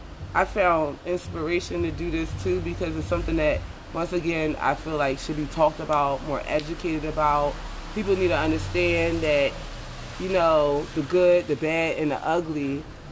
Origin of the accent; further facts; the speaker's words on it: Philadelphia, Pennsylvania, United States; I'm from Philadelphia